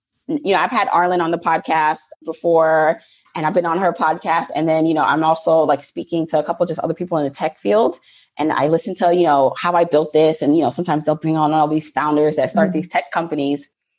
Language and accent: English; New York, United States; also born or lived in Jamaica; I was born in Jamaica, the island. I always have to say that, like, not, you know, nothing wrong with the borough, but the island, and then raised mostly in New York.